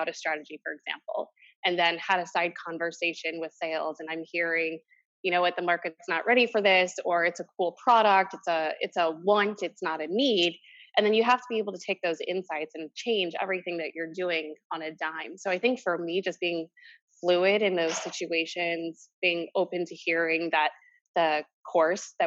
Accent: St. Louis, Missouri, United States; moved away as an adult; now in New York, United States; I grew up in St. Louis

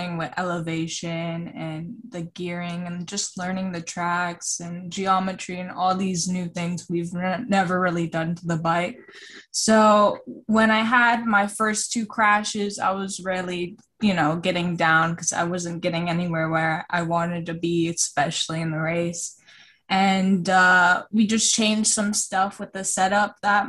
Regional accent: Florida, United States; also born or lived in Costa Rica; I'm originally from Costa Rica, but I moved to Florida when I was around 4

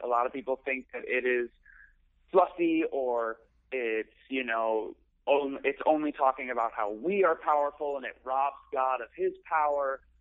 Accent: Chicago, Illinois, United States; moved away; I'm from Chicago mm-hmm. originally, um, in the suburbs

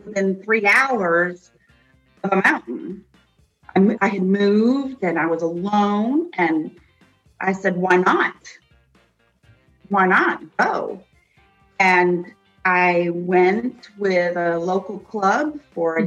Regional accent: upstate New York, United States; I grew up in upstate New York, which is called the Snow Belt.

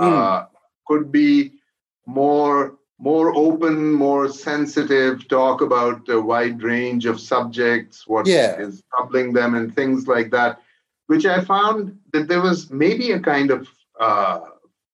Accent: Pakistan; now in United States; as a Pakistani, when I came to the United States

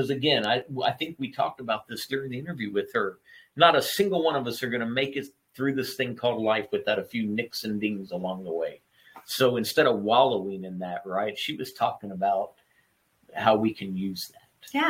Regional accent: Oklahoma, United States; because I grew up in Oklahoma.

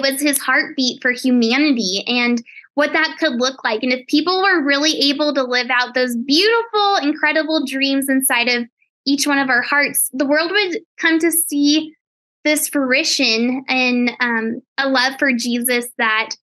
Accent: Colorado, United States; I actually was just born and raised in Colorado

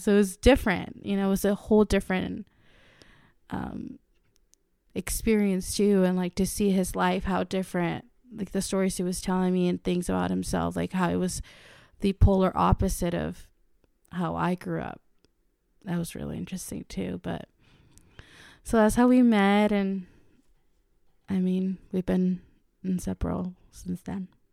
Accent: Mexico; moved away; I am Mexican. I was born in Mexico and raised in the Latin culture all my life.

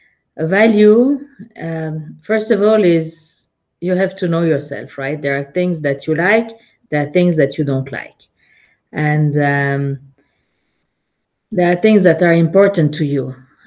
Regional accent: Geneva, Switzerland; now in Zug, Switzerland; I'm located in Zug. I'm originally from Geneva. I lived in many cities and countries.

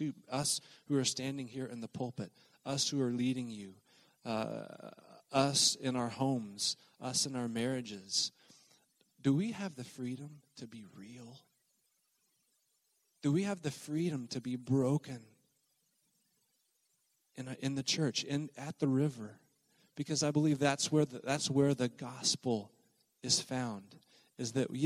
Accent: Oklahoma, United States; moved away; also born or lived in southern Mississippi; I grew up in Oklahoma, have lived different places, but one of the places I lived for a period of years was in the deep south in southern Mississippi

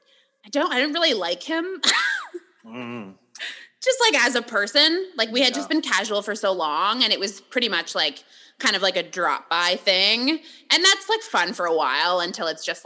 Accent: Guelph, Ontario, Canada; moved away as an adult; now in Toronto, Canada; I just grew up in Guelph, so I'm not that far from here

